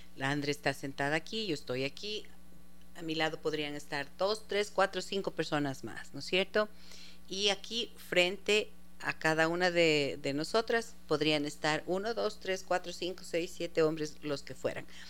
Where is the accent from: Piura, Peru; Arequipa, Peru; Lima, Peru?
Arequipa, Peru; desde la Ciudad Blanca, desde mi tierrita linda.